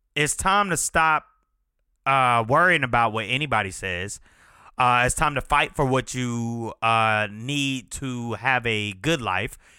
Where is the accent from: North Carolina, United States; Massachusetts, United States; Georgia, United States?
Georgia, United States; Chamblee; we grew up together in Shambly